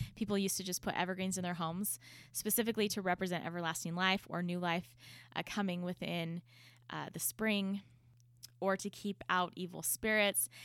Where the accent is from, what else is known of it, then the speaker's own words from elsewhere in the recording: United States; as an American